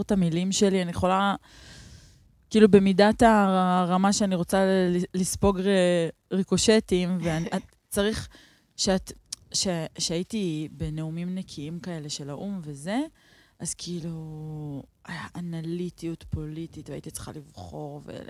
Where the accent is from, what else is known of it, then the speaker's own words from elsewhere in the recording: Neve Shalom, Central District, Israel; גדלתי בנווה שלום, בתוך השמאל הלבן